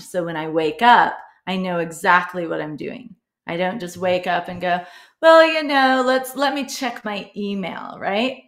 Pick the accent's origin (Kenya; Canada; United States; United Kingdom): United States; Midwest; I grew up in the Midwest